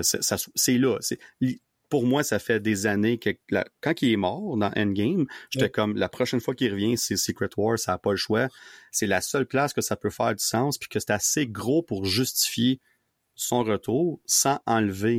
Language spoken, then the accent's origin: French; Gatineau, Quebec, Canada; moved away as an adult; now in Ottawa, Canada; je, vis à Ottawa, mais je viens de Gatineau avant ça, mais là, je vis à Ottawa, ça fait 10 ans